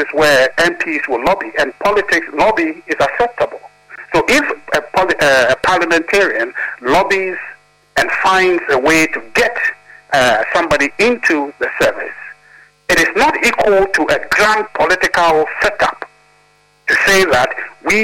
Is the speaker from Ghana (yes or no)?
yes; Volta, Ghana; I'm from the Volta region